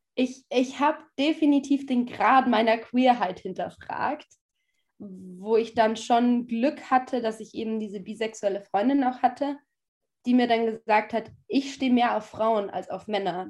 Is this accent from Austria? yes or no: yes; a village in western Austria, Austria; also born or lived in Sweden; now in Vienna, Austria; ich komme ja ursprünglich nicht aus Wien, sondern aus einem Kuhdorf im Westen Österreichs.